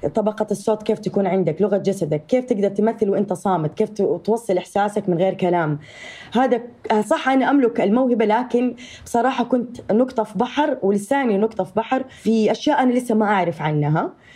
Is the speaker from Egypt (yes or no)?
no; Saudi Arabia; accent: Saudi; also born or lived in Jeddah; أنا نشأت وتربيت و آه وعشت طول حياتي في السعودية